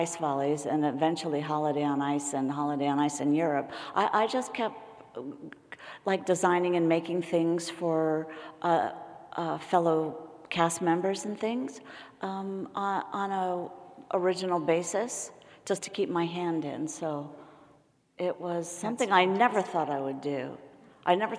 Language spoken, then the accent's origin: English; San Francisco, California, United States; I grew up in San Francisco